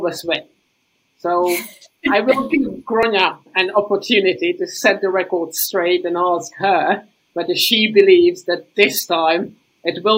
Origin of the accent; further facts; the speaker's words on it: Czechia; my home country team, the Czech Republic